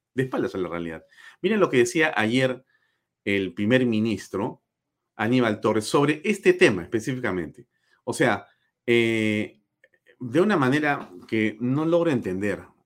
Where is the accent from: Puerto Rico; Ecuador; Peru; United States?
Peru; como peruanos